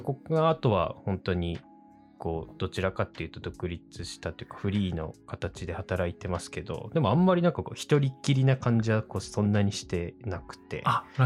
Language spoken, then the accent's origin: Japanese; next to Oshu City, Iwate, Japan; 僕の地元っていうか、本当にこう欧州市にすぐ隣の